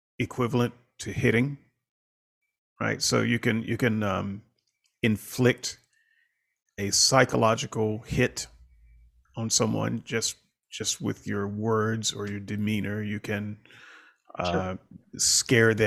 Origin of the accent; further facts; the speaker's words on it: the South, United States; I grew up in the South during a certain time